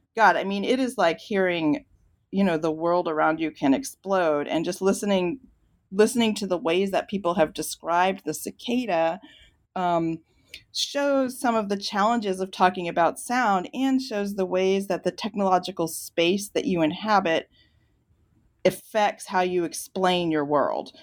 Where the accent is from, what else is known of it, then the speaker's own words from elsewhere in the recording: Virginia, United States; I grew up in Virginia